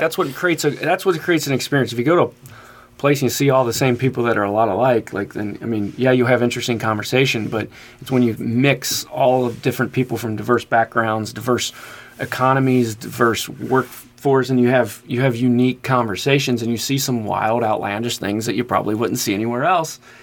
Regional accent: Kentucky side, United States; I came from the Kentucky side

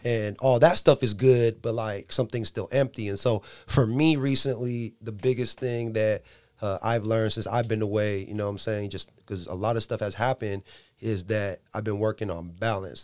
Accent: San Diego, California, United States; moved away as an adult; now in Dixon, United States; I'm from San Diego

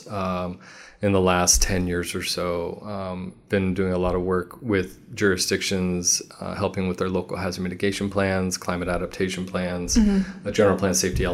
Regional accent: Walnut, California, United States; also born or lived in Santa Barbara, California / Chino Hills, California / Upland, California / Rancho Cucamonga, California; now in Riverside, United States; I grew up in a small suburb called Walnut, right by Cal Poly Pomona.

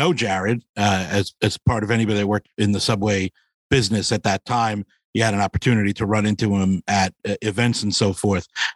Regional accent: New York City, New York, United States; I grew up in Queens, ooh, New York.

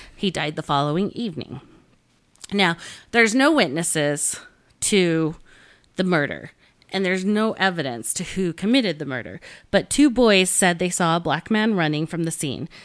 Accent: Wellington, Utah, United States; Price, Utah. and Wellington, Utah, which is where I grew up

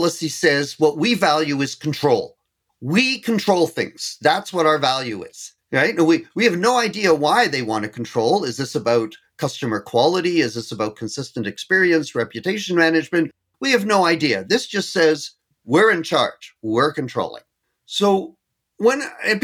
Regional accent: Canada; being Canadian

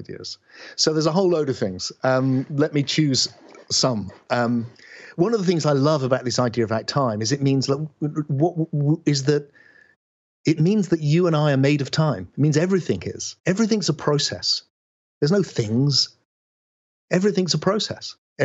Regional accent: West Country, South West England, United Kingdom; I speak in this way because I was born in England in the West Country.

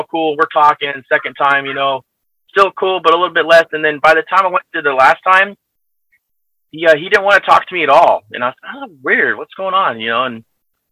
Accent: United States; moved away as an adult; also born or lived in California / Naples, Italy; now in Italy; I'm an American

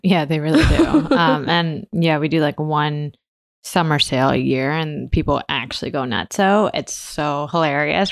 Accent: Michigan, United States; also born or lived in New York; now in San Francisco, United States; I grew up in Michigan, and my family um, were Taiwanese

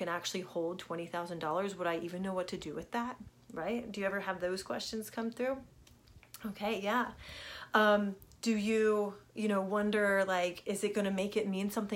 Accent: Richmond, Virginia, United States; I grew up in Richmond, Virginia

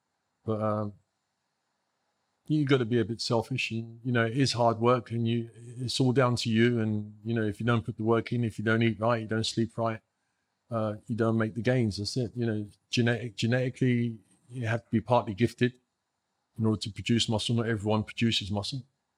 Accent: England, United Kingdom; born there; now in United States; I was born here. I was born in England.

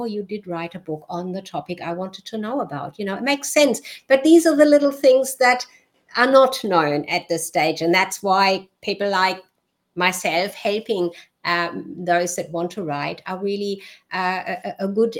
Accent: Germany; born there; I was born in Germany, so my accent switches. different people hear different accents.

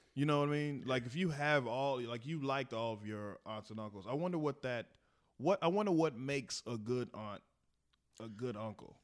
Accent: Texas, United States; we're from Texas

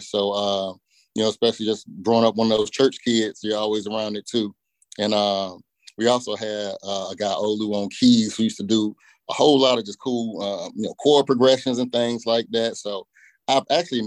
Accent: Portsmouth, Virginia, United States; I grew up in the 757 in Portsmouth, Virginia, right there on the coast

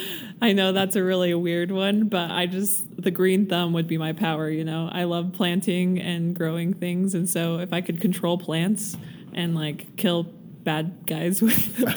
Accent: Washington, United States; I'm from Washington

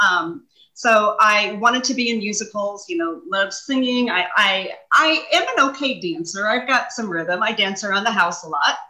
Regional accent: Kansas City, United States; I also got to live in my hometown and still see my family and friends um, at night and weekends. Um, yeah, so I was the director of the Kansas City office

